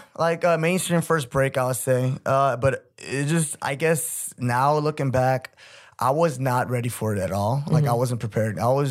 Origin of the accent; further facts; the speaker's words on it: Dallas, Texas, United States; also born or lived in Korea; now in Seoul, South Korea; I'm from Dallas, Texas. Yeah. I was born here in Korea, but me and my family moved around a lot in the States, and we finally stayed.